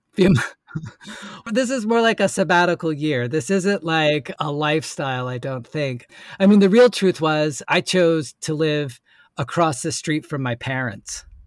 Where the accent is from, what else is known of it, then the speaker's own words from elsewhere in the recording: Asheville, North Carolina, United States; also born or lived in New York City; from Asheville, North Carolina, and, uh, moved back to my hometown